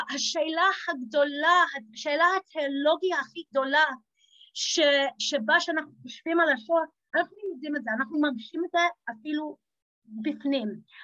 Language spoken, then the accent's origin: Hebrew; England, United Kingdom; Hebrew is a second language; now in Israel; אני גדלתי באנגליה, כמו שאתם יכולים להבחין מהמיטה שלי